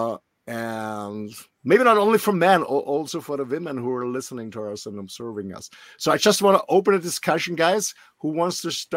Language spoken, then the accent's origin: English; Austria; English is a second language; I'm raised and born in a little country in Austria in the middle of Europe